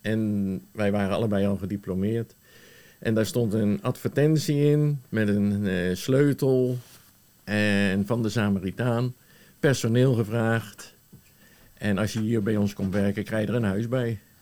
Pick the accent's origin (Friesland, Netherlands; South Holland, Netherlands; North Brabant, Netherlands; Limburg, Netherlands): South Holland, Netherlands; The Hague; also born or lived in Woerden / Gouda; now in Sommelsdijk, Netherlands; ik ben in Den Haag geboren